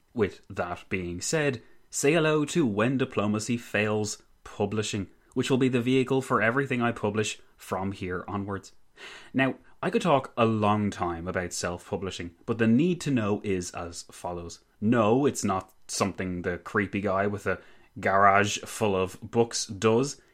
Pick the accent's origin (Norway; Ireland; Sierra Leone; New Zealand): Ireland; being Irish is that we natives